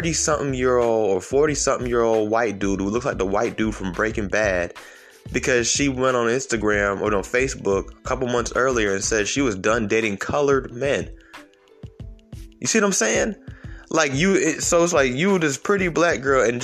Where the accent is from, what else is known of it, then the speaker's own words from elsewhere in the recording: Atlanta, Georgia, United States; I'm from Atlanta